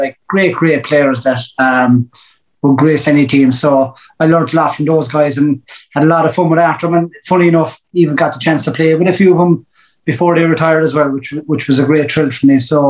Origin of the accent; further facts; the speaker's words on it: Killarney, Munster, Ireland; I grew up in Arantinavuli in Killarney, which you know it well, and it's an estate where there was lots of kids playing sport